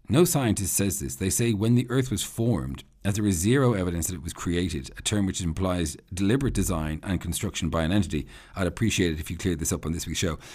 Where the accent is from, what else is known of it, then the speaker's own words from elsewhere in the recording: Ireland; I'm Irish